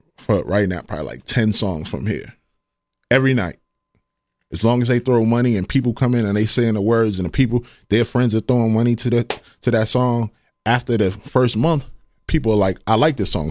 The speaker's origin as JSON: {"language": "English", "region": "New York", "country": "United States", "tie": "born or raised there", "moved": "as an adult", "lives_now": "Ohio, United States", "said": "born and raised in Harlem, Harlem, New York. Grew up in the Bronx"}